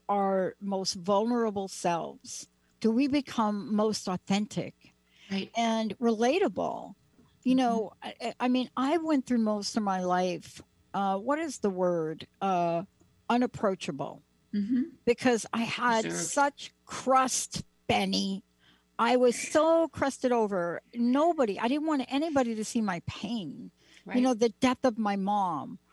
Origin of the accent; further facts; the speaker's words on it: New York City, New York, United States; I grew up in the Bronx and in Joseph Maggio's garage